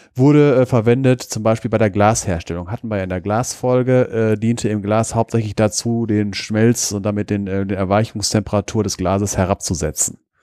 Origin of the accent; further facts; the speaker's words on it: Wesel, North Rhine-Westphalia, Germany; in meiner Kindheit, wo ich aufgewachsen bin, am Niederrhein in der Nähe von Wesel.